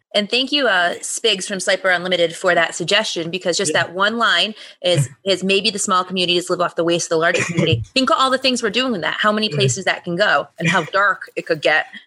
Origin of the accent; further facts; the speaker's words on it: New England, United States; I'm from New England